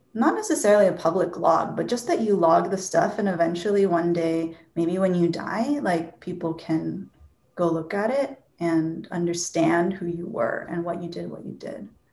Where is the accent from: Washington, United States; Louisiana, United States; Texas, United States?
Washington, United States; Seattle; also born or lived in Bellevue, Washington; I grew up in Seattle or Bellevue, Washington, went to school in Seattle.